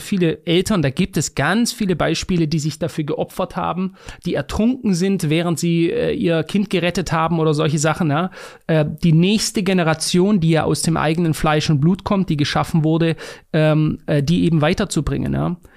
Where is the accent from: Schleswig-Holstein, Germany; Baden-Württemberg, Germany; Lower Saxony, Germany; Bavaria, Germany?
Baden-Württemberg, Germany; Stuttgart; in Degerloch, bei mir einem Stadtteil von Stuttgart